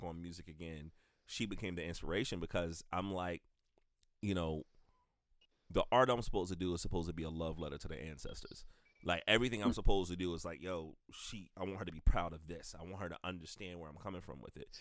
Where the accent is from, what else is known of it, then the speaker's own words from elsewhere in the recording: the South, United States; now in Columbia, United States; identification as a black person growing up in the South